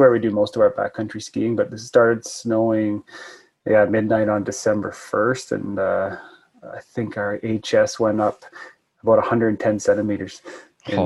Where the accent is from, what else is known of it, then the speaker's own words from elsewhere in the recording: Fernie, British Columbia, Canada; now in Yukon, Canada; I live in the Yukon now. I grew up in Fernie, BC. So I was a mountain kid.